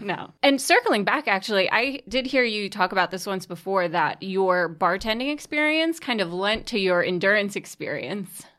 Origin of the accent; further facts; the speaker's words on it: New York City, New York, United States; I'm originally from Staten Island